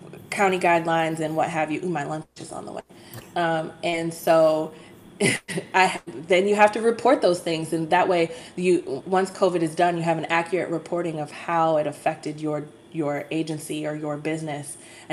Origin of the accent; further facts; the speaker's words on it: Cleveland, Ohio, United States; also born or lived in Toledo; I grew up in Cleveland, surrounded by city lights